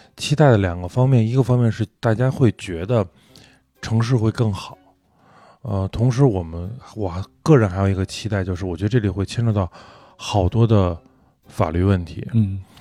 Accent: Beijing, China; 我在胡同里跑大的，我知，大概知道哪儿厕所好找

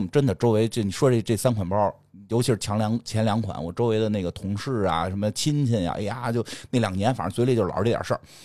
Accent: China; 我们中国人就是要喝热水

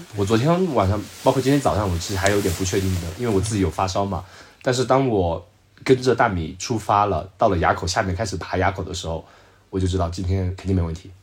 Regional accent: Zhejiang, China; 我浙江的

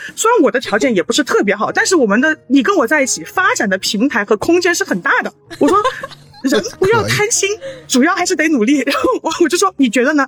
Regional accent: Chengdu, Sichuan, China; 我是成都的

